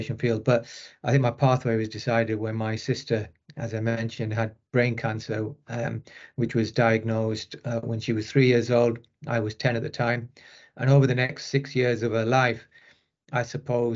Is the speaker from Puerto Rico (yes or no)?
no; Rochdale, North West England, United Kingdom; accent: northern; also born or lived in Pakistan; I was brought up in Rochdale, just outside Manchester.